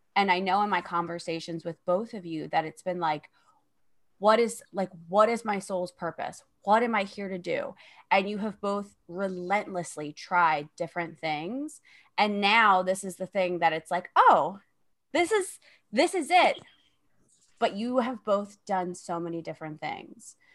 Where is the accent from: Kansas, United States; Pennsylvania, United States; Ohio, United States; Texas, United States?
Pennsylvania, United States; Philadelphia; I'm from Philadelphia, so it's a lot of crime, a lot of juvenile crime